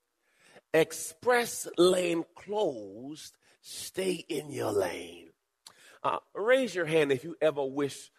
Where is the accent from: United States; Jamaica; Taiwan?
Jamaica; I was born in Jamaica